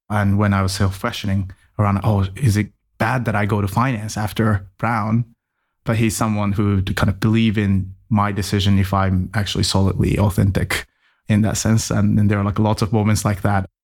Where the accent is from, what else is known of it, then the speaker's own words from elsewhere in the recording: Tokyo, Japan; moved away as an adult; also born or lived in United States; I was born in Tokyo and spent about 20 years in Japan before going anywhere else in the world. And as a kid, I was raised as a typical Japanese kid